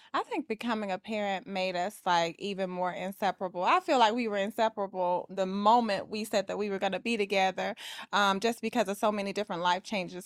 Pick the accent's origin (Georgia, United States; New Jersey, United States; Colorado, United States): Georgia, United States; Atlanta; I am from Atlanta, Georgia, and I am a luxury real estate agent